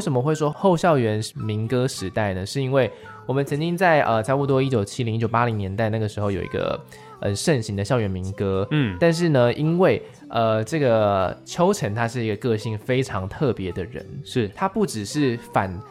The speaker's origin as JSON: {"language": "Chinese", "country": "Taiwan", "said": "我们台湾人，哎，都听得懂的台语作品"}